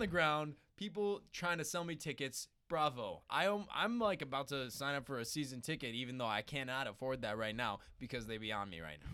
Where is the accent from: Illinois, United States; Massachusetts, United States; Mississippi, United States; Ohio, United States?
Illinois, United States; Chicago; As a true Chicagoan